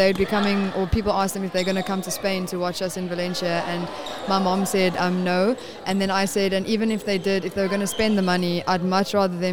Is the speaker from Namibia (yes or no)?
yes; Windhoek, Khomas, Namibia; moved away; We're from Windhoek in Namibia, so my parents stay there